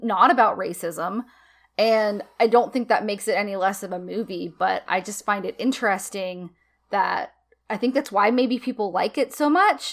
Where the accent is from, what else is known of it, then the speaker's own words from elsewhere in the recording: the South, United States; as a Southerner, which I, I'm not the most classical Southerner, but, like, you know, I've lived in the South since I was a little girl